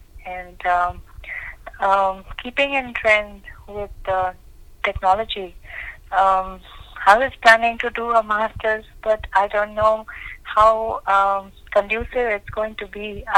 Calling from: New Zealand; We're calling from New Zealand.

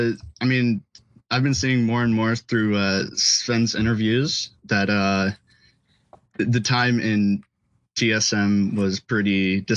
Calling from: Los Angeles, California, United States; I'm calling from Los Angeles.

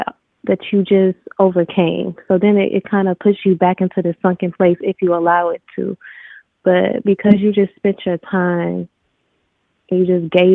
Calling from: Detroit, Michigan, United States; I'm calling from Detroit.

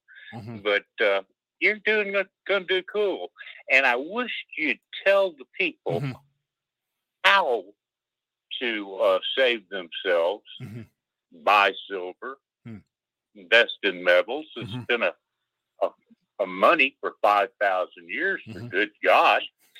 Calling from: Alabama, United States; from Alabama.

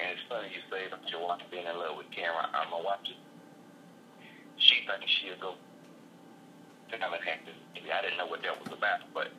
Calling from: Rock Hill, South Carolina, United States; calling from Rock Hill, South Carolina.

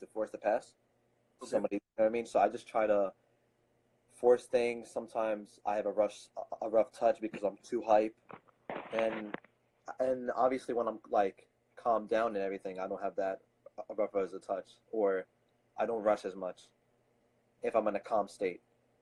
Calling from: Philadelphia, Pennsylvania, United States; I'm calling from Philadelphia

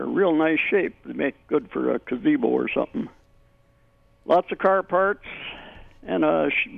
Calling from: Minnesota, United States; Between Buffalo and Monticello.

